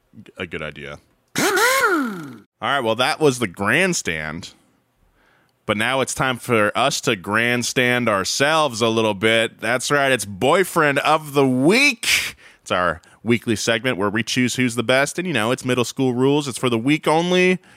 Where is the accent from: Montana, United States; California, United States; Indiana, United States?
California, United States; Atascadero; Paso, you know, you guys are my rivals. I'm from Atascadero, but I like Paso.